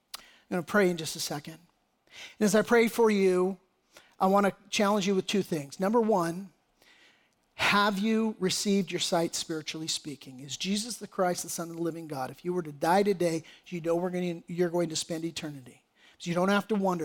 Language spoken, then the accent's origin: English; United States; as American patriots